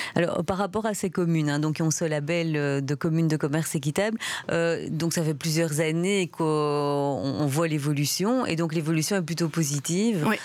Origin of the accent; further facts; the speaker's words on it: Belgium; chez nous, en Belgique